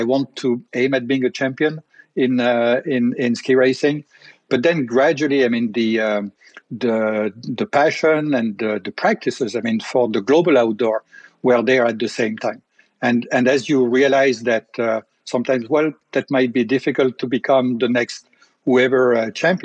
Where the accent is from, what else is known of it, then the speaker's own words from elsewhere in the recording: Tignes, Auvergne-Rhône-Alpes, France; I grew up in a ski resort. And this ski resort is the resort of Tignes Val d'Isère. In the Alps